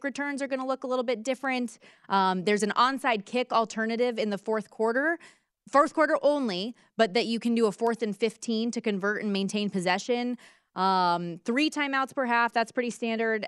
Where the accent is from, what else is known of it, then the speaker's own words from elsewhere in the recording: Las Vegas, Nevada, United States; my hometown